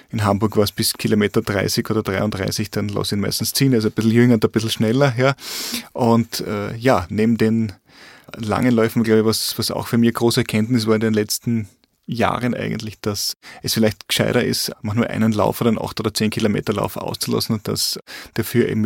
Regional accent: Carinthia, Austria; Und, und bei mir daheim, äh, wo ich herkomme aus Kärnten im Lavantal, habe ich auch so meine Strecken in der Lavand entlang.

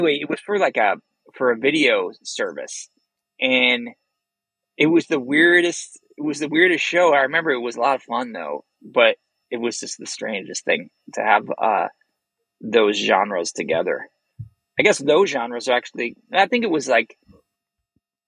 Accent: Chicagoland, Illinois, United States; we're still from Chicagoland

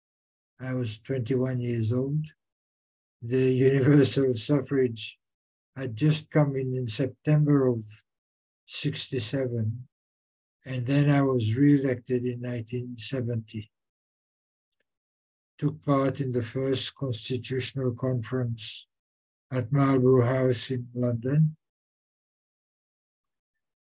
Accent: Seychelles; I was born in the Seychelles, of Seychelles parents, and did my education here

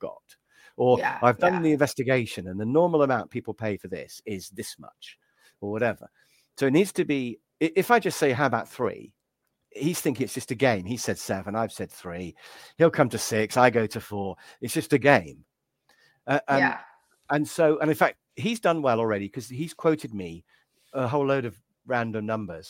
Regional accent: England, United Kingdom; me being English

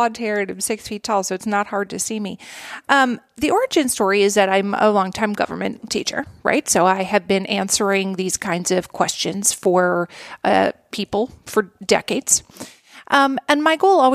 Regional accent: Minnesota, United States; I like Minnesota. That's where I'm from

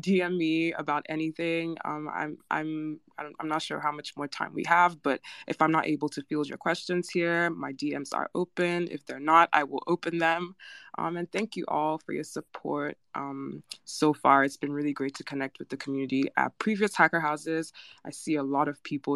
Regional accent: Nigeria; I'm Nigerian

